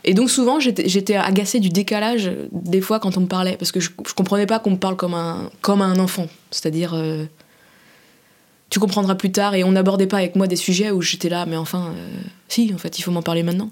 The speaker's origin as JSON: {"language": "French", "town": "Saint-Sébastien-sur-Loire", "region": "Pays de la Loire", "country": "France", "tie": "born or raised there", "moved": "yes", "lives_now": "Paris, France", "said": "J'ai grandi à Saint-Sébastien-sur-Loire, qui est la banlieue pavillonnaire de Nantes."}